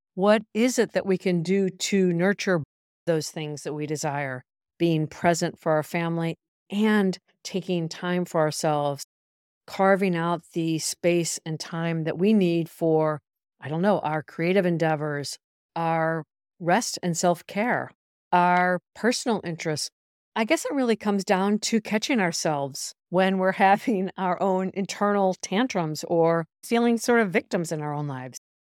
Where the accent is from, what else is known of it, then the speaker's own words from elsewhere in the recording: United States; moved away as an adult; also born or lived in Europe; I left the United States when I was twenty-one